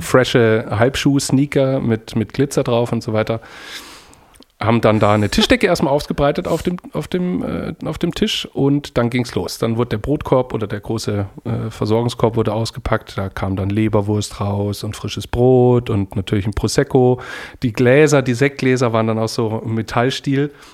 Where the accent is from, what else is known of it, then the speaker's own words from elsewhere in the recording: Germany; now in Denmark; ich bin Deutscher